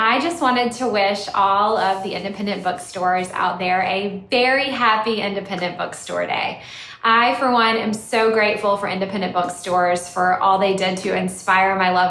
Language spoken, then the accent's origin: English; Salisbury, North Carolina, United States; Salisbury, North Carolina, which is my hometown.